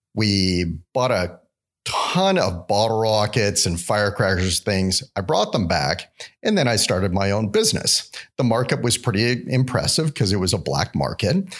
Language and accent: English; Vancouver, British Columbia, Canada; moved away as an adult; now in Alabama, United States; growing up in Vancouver